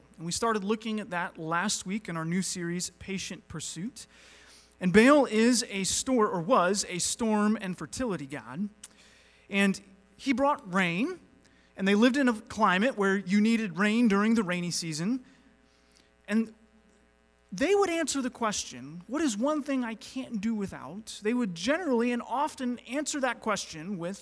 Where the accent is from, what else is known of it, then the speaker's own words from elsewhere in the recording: North Carolina, United States; moved away; I was raised in North Carolina. That's generally where I think of as my, you know, home state